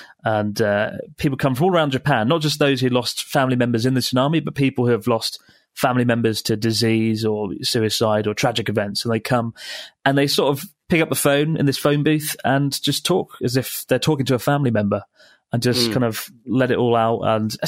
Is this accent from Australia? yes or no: yes; Australia; To his delight, I was from Australia, which prompted him to immediately pull out a collection of photographs from his pocket depicting iconic Australian places.